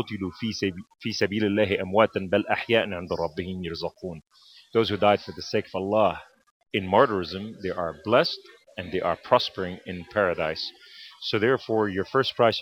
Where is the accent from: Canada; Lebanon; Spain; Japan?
Lebanon; Beirut, Beirut Governorate; now in United States; I was born in Beirut, Lebanon, to a Muslim Sunni family